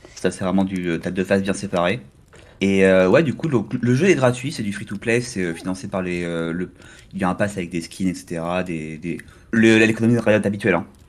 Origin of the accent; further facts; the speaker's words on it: Normandy, France; je suis normand, donc je suis près de la mer.